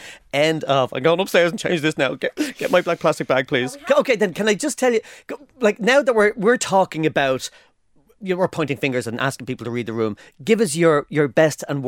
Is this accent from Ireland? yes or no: yes; Ireland; as an Irish guy